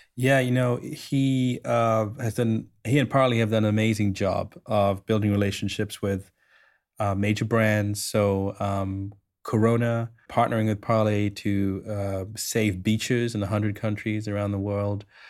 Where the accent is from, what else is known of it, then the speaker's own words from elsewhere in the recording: Sri Lanka; I grew up in Sri Lanka. I grew up, uh, literally five hundred yards from the Indian Ocean